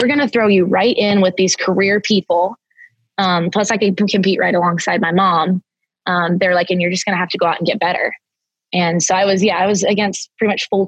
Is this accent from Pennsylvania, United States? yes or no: yes; just outside of Pittsburgh, Pennsylvania, United States; moved away as an adult; also born or lived in Tennessee; I grew up in Pennsylvania, just outside of Pittsburgh.